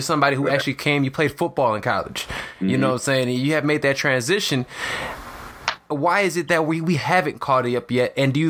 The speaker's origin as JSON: {"language": "English", "town": "Chicago", "region": "Illinois", "country": "United States", "said": "I'm from Chicago."}